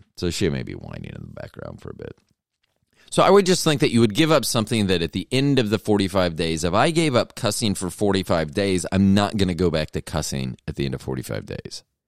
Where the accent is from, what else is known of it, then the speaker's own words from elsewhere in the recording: Tampa, Florida, United States; I'm from Tampa